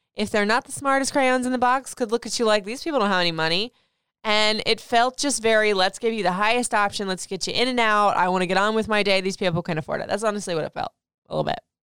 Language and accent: English; Florida, United States; moved away as an adult; also born or lived in Michigan / Memphis / Nashville / Atlanta; now in Maryland, United States; I grew up in Florida, left Florida to go to Michigan, left Michigan to go to Memphis, Memphis to Nashville, Nashville to Atlanta, and Atlanta, now here in Maryland, D C, in the D M V area